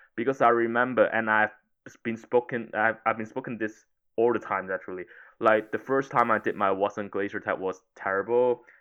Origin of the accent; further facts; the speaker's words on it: Hong Kong; moved away as an adult; also born or lived in United Kingdom / Italy; I was originally from Hong Kong